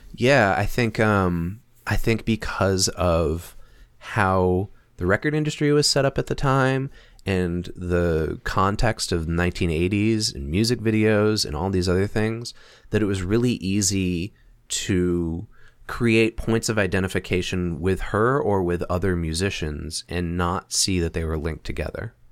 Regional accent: United States; we're American

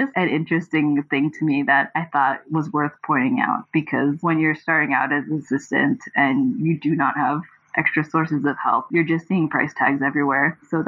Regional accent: Houston, Texas, United States; now in New York, United States; Yeah, I moved to New York from Houston, Texas to go to Pratt in Brooklyn.

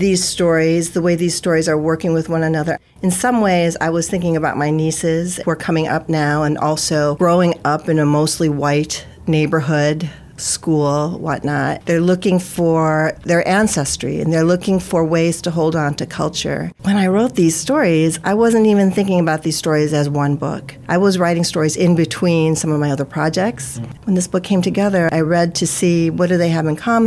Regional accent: United States; I'm Filipino-American, right? So I'm Filipino and I'm an American. I'm living in the United States.

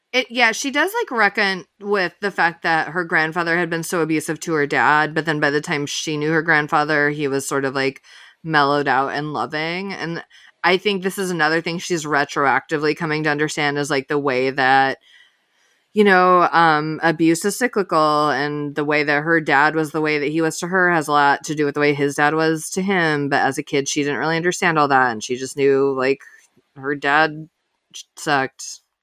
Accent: Illinois, United States; moved away; I'm from Illinois. I pretty often go back to Chicago.

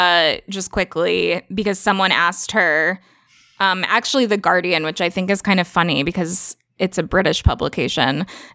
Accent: Mississippi, United States; also born or lived in Tennessee; I'm Southern. I grew up in Mississippi and then in Tennessee, and my whole family still lives in Mississippi.

